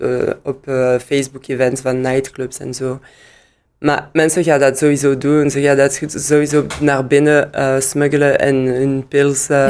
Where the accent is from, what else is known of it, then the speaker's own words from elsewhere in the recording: Liège, Wallonia, Belgium; Dutch is a second language; ik ben in Luik geboren en in Luik kon ik gewoon Engels eerst leren